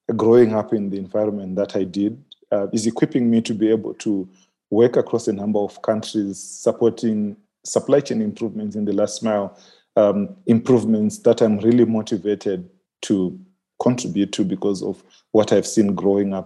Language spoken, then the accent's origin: English; Manicaland, Zimbabwe; I'm from the Manicaland province in Zimbabwe.